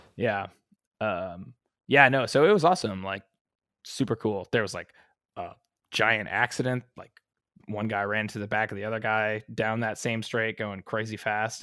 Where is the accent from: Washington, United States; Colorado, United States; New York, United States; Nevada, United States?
Nevada, United States; Las Vegas; moved away; Vegas, which is my hometown.